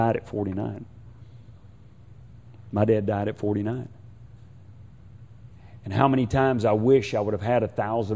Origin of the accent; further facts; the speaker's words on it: Houston, Texas, United States; I'm from Houston, and I am from Houston